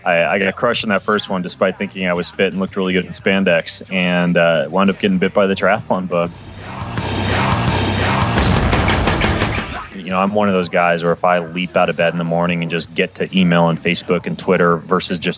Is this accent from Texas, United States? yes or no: no; Idaho, United States; moved away; also born or lived in Washington; I grew up in Idaho